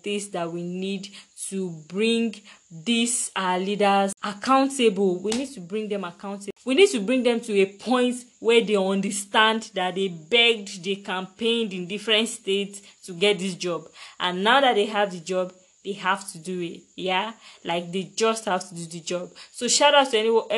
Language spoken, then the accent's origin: English; Nigeria; I'm from a very rich country